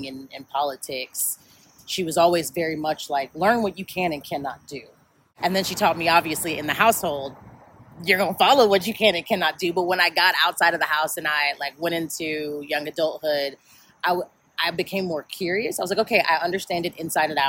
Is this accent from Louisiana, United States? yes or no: no; Chicago, Illinois, United States; now in Atlanta, United States; I was raised in South Side of Chicago, and I was raised by my mother